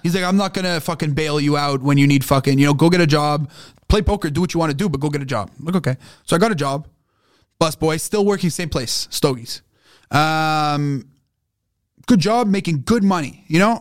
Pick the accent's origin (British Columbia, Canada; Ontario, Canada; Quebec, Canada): Quebec, Canada; Montreal; Growing up in Montreal